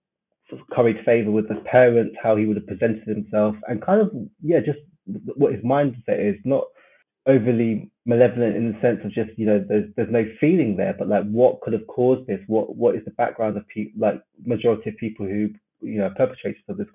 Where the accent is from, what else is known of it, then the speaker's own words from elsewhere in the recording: London, United Kingdom; South West London, yeah. I'm from Brixton